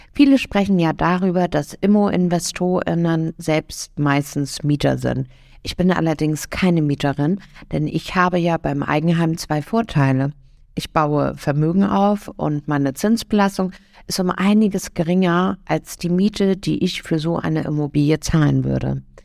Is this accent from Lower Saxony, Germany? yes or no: no; Hamburg, Germany; Ich komme ja selber aus Hamburg